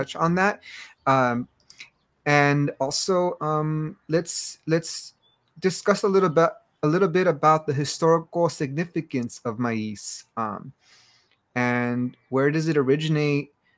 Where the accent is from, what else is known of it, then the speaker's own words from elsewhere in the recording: Los Angeles, California, United States; I grew up in Los Angeles and Baja California with roots in the Iberian Peninsula and across Central Mexico.